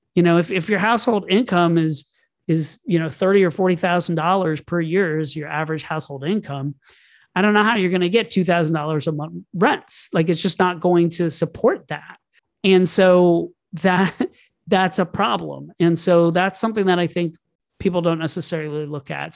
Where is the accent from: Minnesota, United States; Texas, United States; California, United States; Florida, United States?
Florida, United States; Orlando; I grew up in Orlando, Florida.